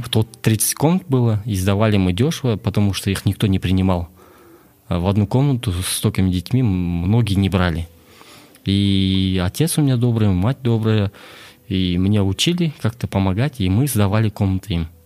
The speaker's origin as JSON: {"language": "Russian", "region": "Astana", "country": "Kazakhstan", "tie": "born or raised there", "also_born_or_lived": "Klyuchi, Shortandy District, Akmola Region", "said": "я родом с Шортандыск, с поселка Ключи, а, родился в 91 году, и в 2000 году мы переехали в город"}